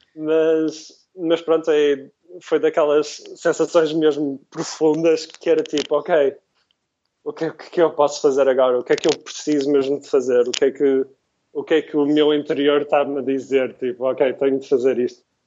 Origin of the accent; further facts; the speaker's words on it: Porto, Norte, Portugal; moved away as an adult; also born or lived in London, United Kingdom; now in San Francisco, United States; crescendo no Porto, crescendo em Portugal